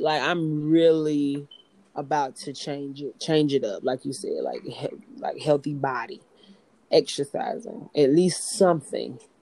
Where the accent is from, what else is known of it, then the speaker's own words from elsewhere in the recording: Greenville, South Carolina, United States; moved away as an adult; now in Los Angeles, United States; I'm from Greenville, South Carolina